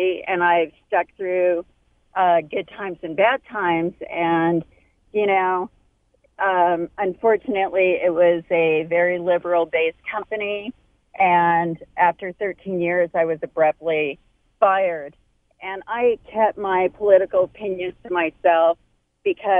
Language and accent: English; California, United States; I was born and raised in California